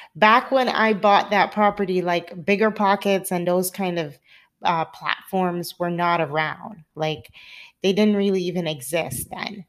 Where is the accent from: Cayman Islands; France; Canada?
Cayman Islands; now in California, United States; I'm originally from the Cayman Islands, and I live in sunny California